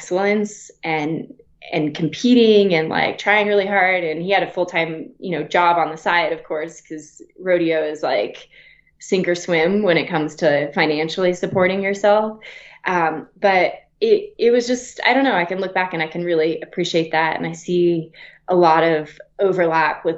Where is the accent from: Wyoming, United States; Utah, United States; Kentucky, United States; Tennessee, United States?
Wyoming, United States; also born or lived in Flagstaff, Arizona; now in Breckenridge, United States; I grew up in Wyoming